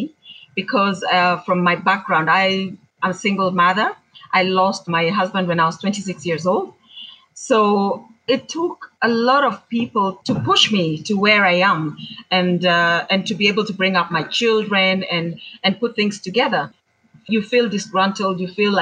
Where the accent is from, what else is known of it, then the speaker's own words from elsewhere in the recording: Kamba community, Ukambani, Kenya; I am from the Kamba community